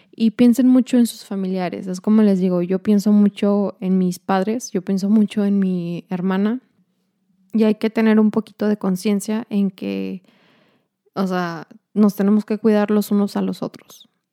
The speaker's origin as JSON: {"language": "Spanish", "town": "Ciudad Juárez", "region": "Chihuahua", "country": "Mexico", "moved": "as an adult", "lives_now": "El Paso, United States", "said": "somos mexicanas, somos de Juárez"}